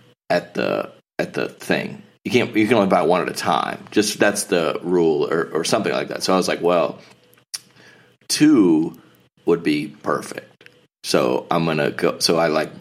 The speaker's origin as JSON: {"language": "English", "region": "the South", "country": "United States", "tie": "born or raised there", "said": "I grew up in church in the South"}